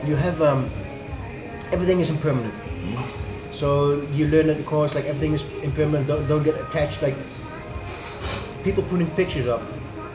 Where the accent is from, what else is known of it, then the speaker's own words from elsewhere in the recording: East Netherlands, Netherlands; also born or lived in near Amsterdam, Netherlands; Nationality Dutch, like from Holland or the Netherlands